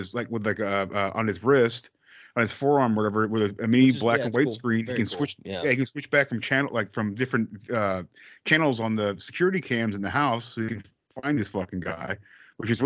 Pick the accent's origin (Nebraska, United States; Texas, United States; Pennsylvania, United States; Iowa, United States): Texas, United States; I'm from Texas